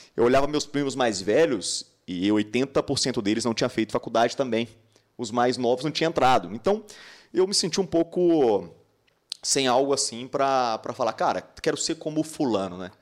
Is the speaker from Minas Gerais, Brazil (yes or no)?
yes; Patos de Minas, Minas Gerais, Brazil; moved away as an adult; now in Uberlândia, Brazil; eu sou de Patos de Minas, né, cidade do interior de Minas Gerais